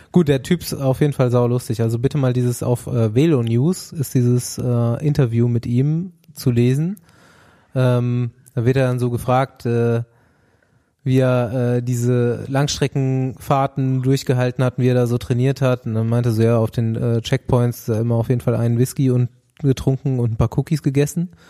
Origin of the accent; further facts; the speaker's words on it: East Germany, Germany; born there; Ja, 1985 als stolzer Ossi geboren.